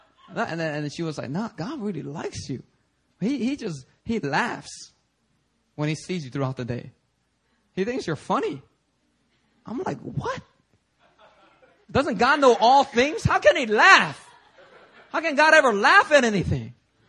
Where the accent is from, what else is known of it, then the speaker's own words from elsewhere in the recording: New York City, New York, United States; back when I was growing up in New York City, you know, I was constantly hearing the same sermon.